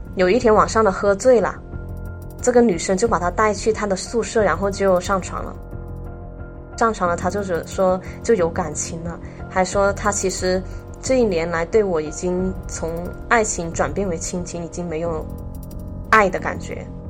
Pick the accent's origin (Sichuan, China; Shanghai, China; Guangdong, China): Guangdong, China; Foshan; 我来自佛山，今年的话二十九岁